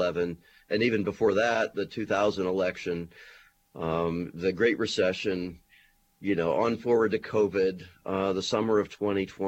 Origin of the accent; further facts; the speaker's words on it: Tarentum, Pennsylvania, United States; moved away as an adult; also born or lived in Wyoming / New Mexico; now in Erie, United States; I grew up outside Pittsburgh in a kind of small industrial mill town called Tarentum